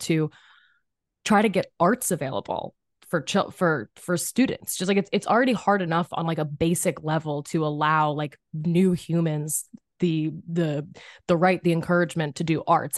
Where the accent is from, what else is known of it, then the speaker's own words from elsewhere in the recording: Philadelphia, Pennsylvania, United States; I'm from Philly, public school system